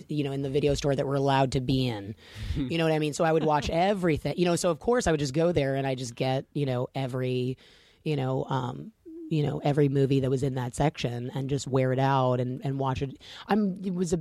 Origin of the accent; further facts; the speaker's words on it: University Park, Maryland, United States; I grew up in Maryland, in a suburb of essentially a suburb of D.C. Called University Park